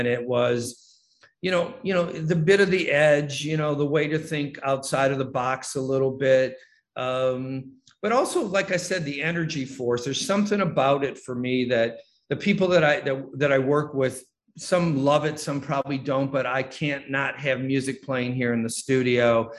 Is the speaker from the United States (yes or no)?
yes; Detroit, Michigan, United States; Well, it started when I was growing up in Detroit in that very small house, when I had to somehow remove myself from everything that was going on in the house at the moment.